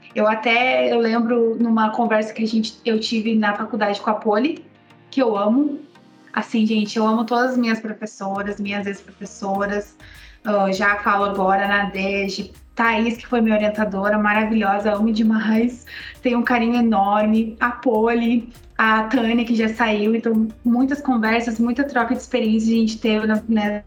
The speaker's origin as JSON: {"language": "Portuguese", "town": "Camaquã", "region": "Rio Grande do Sul", "country": "Brazil", "also_born_or_lived": "São Leopoldo, Rio Grande do Sul / Campinas, São Paulo", "moved": "as an adult", "lives_now": "Formosa, Brazil", "said": "eu nem pestanejei sair de Camapó porque eu sou de do interior mesmo do Rio Grande do Sul"}